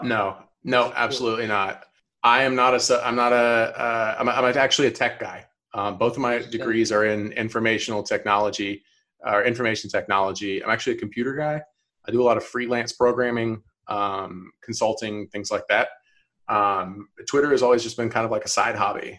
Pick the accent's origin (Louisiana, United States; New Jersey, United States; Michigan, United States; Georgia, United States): Georgia, United States; Alpharetta; also born or lived in North Carolina; I'm from Alpharetta, which is like 20 minutes north of Atlanta. Um, like pretty much born and raised